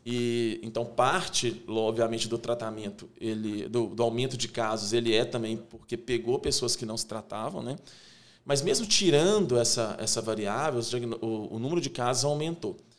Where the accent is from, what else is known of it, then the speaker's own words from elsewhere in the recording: interior of Minas Gerais, Brazil; moved away as an adult; now in Belo Horizonte, Brazil; Sou do interior de Minas, né? Vim para Belo Horizonte em 98